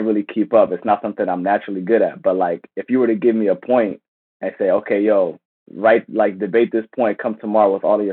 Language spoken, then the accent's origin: English; Silver Spring, Maryland, United States; Silver Spring, Maryland, my hometown.